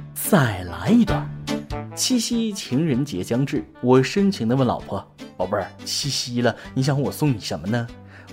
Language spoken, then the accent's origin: Chinese; China; 我们中国人